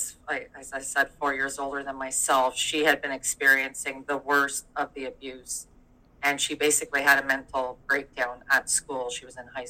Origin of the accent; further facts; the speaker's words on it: Durham, Ontario, Canada; moved away as an adult; now in British Columbia, Canada; I'm actually from Ontario originally